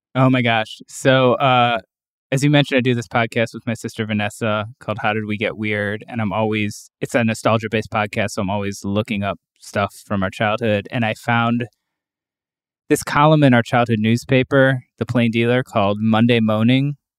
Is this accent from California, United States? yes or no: no; Cleveland, Ohio, United States; also born or lived in Brooklyn, New York; now in Western Massachusetts, United States; from Cleveland originally